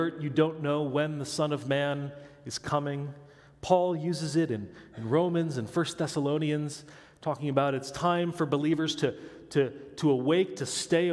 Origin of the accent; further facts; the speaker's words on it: Midwest, United States; I grew up in the Midwest where there's no mountains or hills or bumps. I could stand on my tiptoes and see across to Iowa